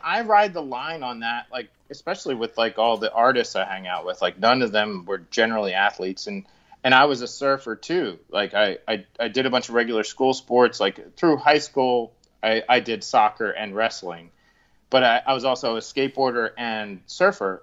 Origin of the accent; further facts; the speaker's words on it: Collingswood, New Jersey, United States; I grew up in Collingswood